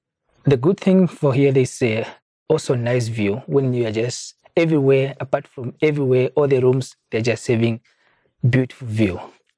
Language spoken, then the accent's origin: English; near Oshakati, northern Namibia, Namibia; moved away as an adult; also born or lived in Windhoek; I grown up in the north part of Namibia.